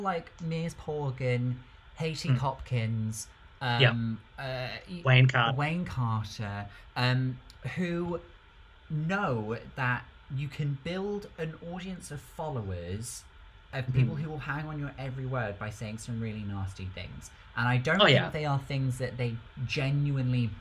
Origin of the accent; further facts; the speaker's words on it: United Kingdom; as a Brit